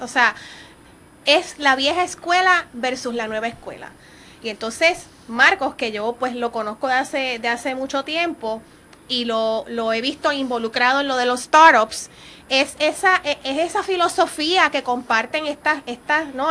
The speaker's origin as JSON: {"language": "Spanish", "country": "Puerto Rico", "said": "nosotros como puertorriqueños"}